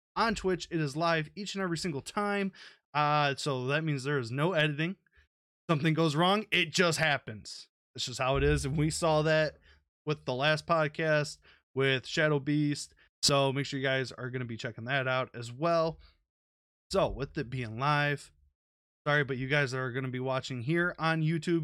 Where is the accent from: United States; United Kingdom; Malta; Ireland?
United States; I'm from America